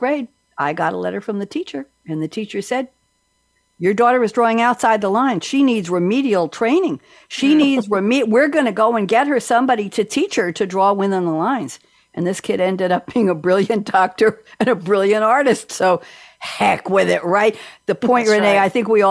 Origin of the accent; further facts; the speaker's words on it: New York, United States; accent: Brooklyn, Bronx; I don't tell people I'm from New York, and most people can't tell.